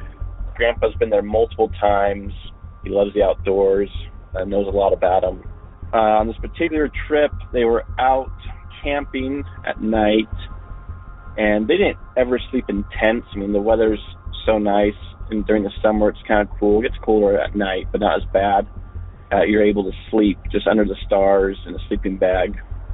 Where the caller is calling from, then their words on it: Salt Lake City, Utah, United States; I'm a caller from Salt Lake City, Utah